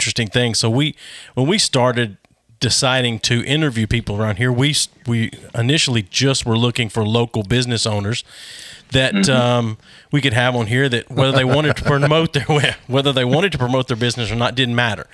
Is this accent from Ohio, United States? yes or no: no; Pulaski, Tennessee, United States; now in Knoxville, United States; I grew up in Pulaski, Tennessee